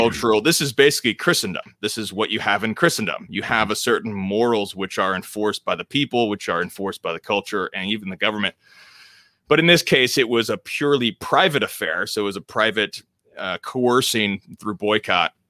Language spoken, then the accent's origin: English; United States; I'm an American